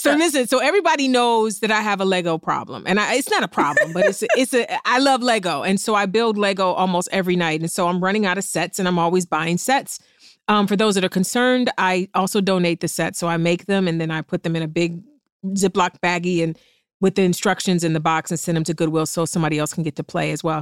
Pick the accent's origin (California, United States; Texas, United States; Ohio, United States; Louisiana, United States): Ohio, United States; East Cleveland; I'm from East Cleveland